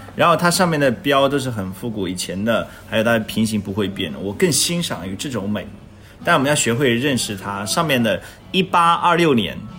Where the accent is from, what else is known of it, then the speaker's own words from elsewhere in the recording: China; 我们其实中国人